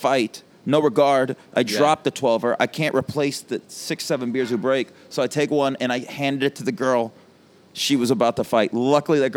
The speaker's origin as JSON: {"language": "English", "town": "Las Vegas", "region": "Nevada", "country": "United States", "tie": "born or raised there", "moved": "yes", "lives_now": "New York City, United States", "said": "I grew up in Nevada"}